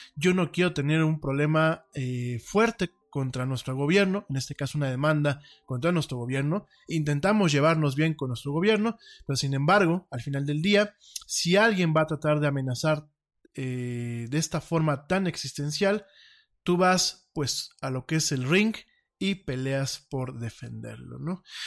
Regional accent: Mexico; como decimos aquí en mi país

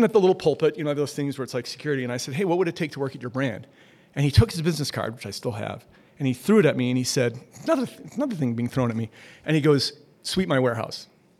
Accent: Minneapolis, Minnesota, United States; I'm from Minneapolis originally.

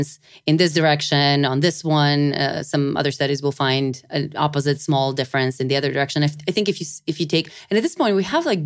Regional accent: North Macedonia; moved away; I'm from Macedonia originally. In the summer, I was back home

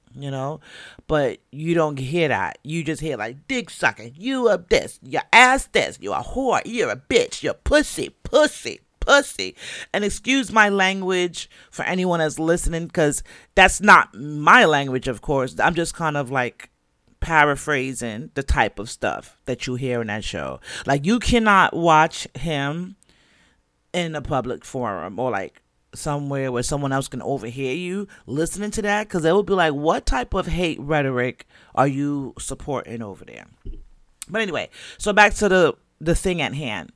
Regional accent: Jamaica; 'cause I'm Jamaican. And unless I tell you, or unless, you know, it just come out in my accent, you might not know.

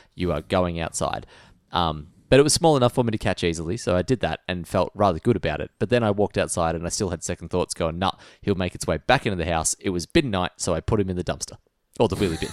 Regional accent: Australia; we're a land of fighters

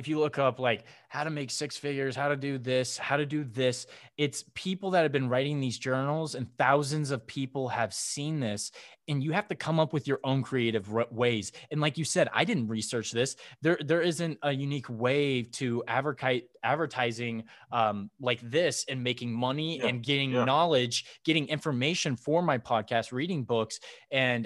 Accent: Indiana, United States; now in California, United States; I'm from Indiana

